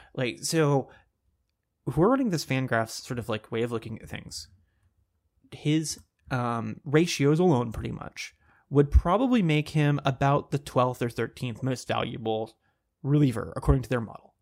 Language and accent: English; Texas, United States; I grew up in Texas